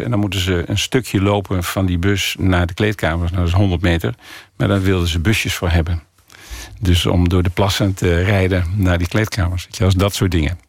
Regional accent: Ommen, Overijssel, Netherlands; also born or lived in Africa; now in Borne, Netherlands; ik kom uit Ommen, dus ik wilde wel graag in die hoek van Nederland zitten, dus in Oost-Nederland.

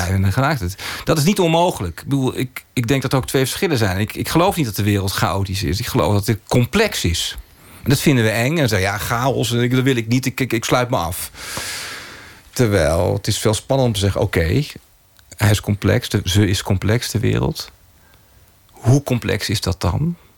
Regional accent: Oegstgeest, South Holland, Netherlands; ik ben opgegroeid in Oesgeest

